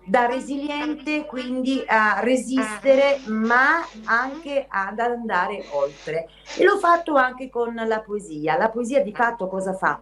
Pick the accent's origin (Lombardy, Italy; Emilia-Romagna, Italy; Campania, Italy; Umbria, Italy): Campania, Italy; province of Salerno; mio paese d'origine in provincia di Salerno